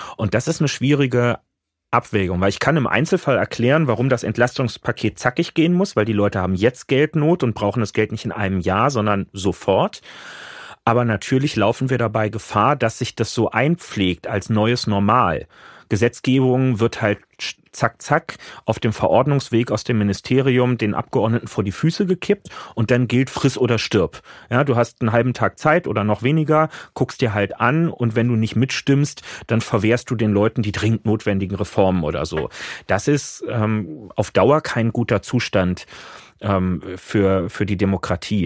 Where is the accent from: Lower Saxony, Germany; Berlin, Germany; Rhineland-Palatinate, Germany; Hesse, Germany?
Berlin, Germany; Ich bin halt am Stadtrand lange Jahre dann unten in, in Lichtenrade.